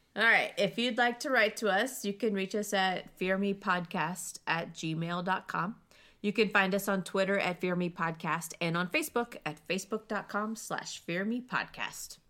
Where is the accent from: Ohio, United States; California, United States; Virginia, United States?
Ohio, United States; Cincinnati; I am from Cincinnati.